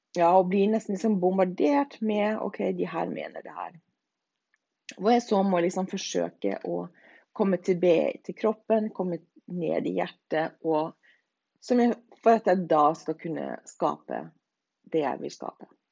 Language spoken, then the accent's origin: Norwegian; Norway; now in Denmark; Alle dansker vil jo si at jeg er norsk